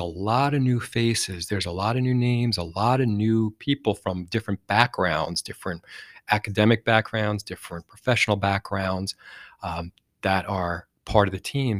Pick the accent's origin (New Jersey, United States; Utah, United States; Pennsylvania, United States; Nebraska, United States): New Jersey, United States; I'm from Jersey, and we talk a lot, we talk fast.